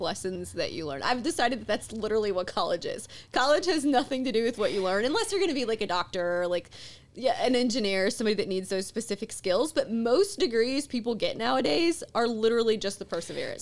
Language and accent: English; Mississippi, United States; when I was a kid growing up in Mississippi